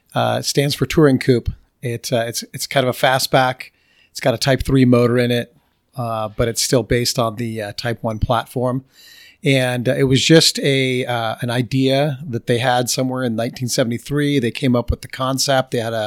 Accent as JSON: {"language": "English", "country": "Germany", "tie": "born or raised there", "said": "I knew German because I grew up in Germany"}